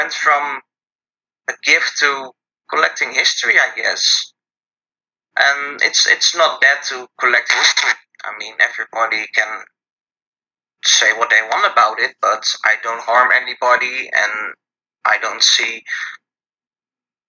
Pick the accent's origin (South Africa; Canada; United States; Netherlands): Netherlands; I'm from the Netherlands